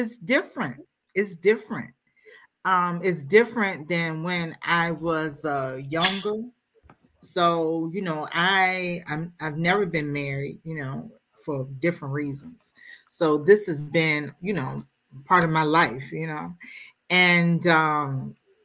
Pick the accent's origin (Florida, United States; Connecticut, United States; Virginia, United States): Virginia, United States; Richmond; now in Capitol Heights, United States; I am a native from Richmond, Virginia.